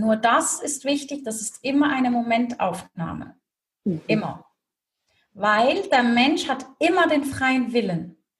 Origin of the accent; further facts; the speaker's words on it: Switzerland; Swiss made, Swiss raised.